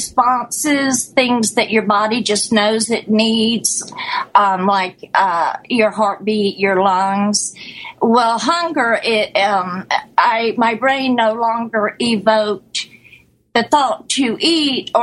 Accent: Florida, United States; also born or lived in Hawaii; I'm from Florida

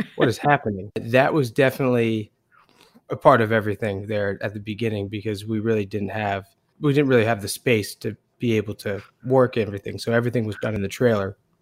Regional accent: Portland, Maine, United States; Max and I are both born and raised in Portland, Maine

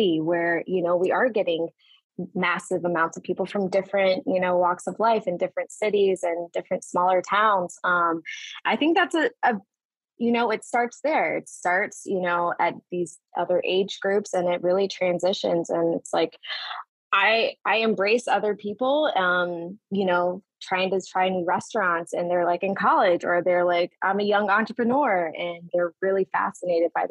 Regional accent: Atlanta, Georgia, United States; growing up in Atlanta, wow. I've just seen this city evolve so much

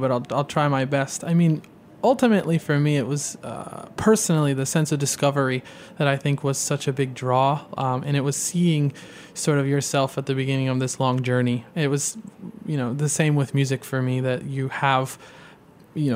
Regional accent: Midwest, United States; also born or lived in Boston; now in New York, United States; as a fellow Midwesterner growing up

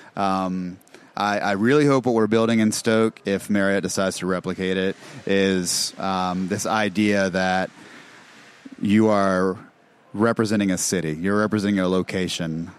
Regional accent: Charlotte, North Carolina, United States; also born or lived in Mississippi; I'm from Charlotte. Like I was born and raised here

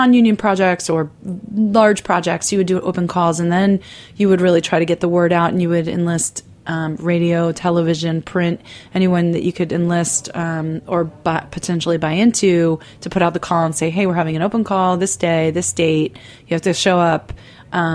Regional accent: Baltimore, Maryland, United States; moved away as an adult; now in New York City, United States; I was born in Baltimore

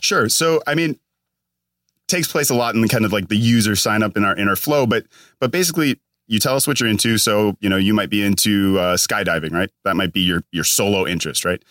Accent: Minnesota, United States; moved away as an adult; now in California, United States; I'm all the way from Minnesota

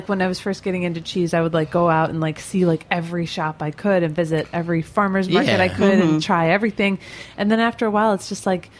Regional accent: Midwest, United States; moved away as an adult; now in New York, United States; I grew up in the Midwest

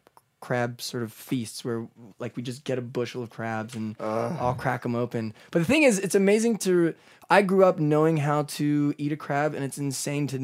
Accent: Baltimore, Maryland, United States; moved away as an adult; also born or lived in Chicago; now in New York, United States; I grew up in Baltimore, went to college in Chicago for my undergrad at DePaul University

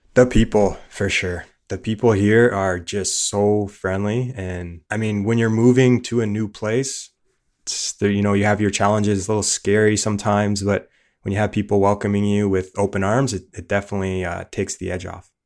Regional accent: Niagara Falls, Ontario, Canada; moved away as an adult; now in Saint John, Canada; We grew up in Niagara Falls

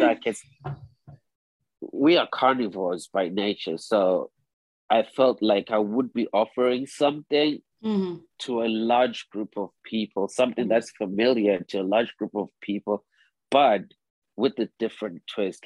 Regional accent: Zimbabwe; moved away as an adult; also born or lived in South Africa / Harlem, New York; now in New York, United States; I was born and raised in Zimbabwe, but my father naturalized into a South African. So I spent most of my childhood in between both Zimbabwe and South Africa.

